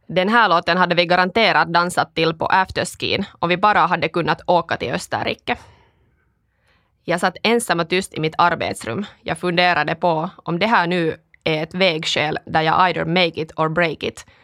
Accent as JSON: {"language": "Swedish", "town": "Kuopio", "region": "North Savo", "country": "Finland", "tie": "born or raised there", "also_born_or_lived": "Stockholm, Sweden", "first_language": "Finnish", "second_language": "Swedish", "moved": "as an adult", "lives_now": "Espoo, Finland", "said": "jag kommer från Kuopio, där jag vuxit upp i en finskspråkig familj"}